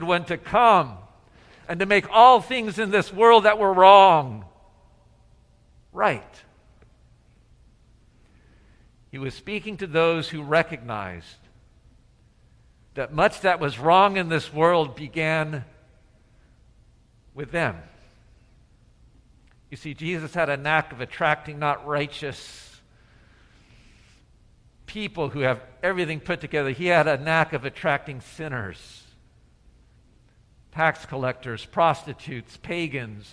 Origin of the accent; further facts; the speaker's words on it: Atlanta, Georgia, United States; back to my hometown in Atlanta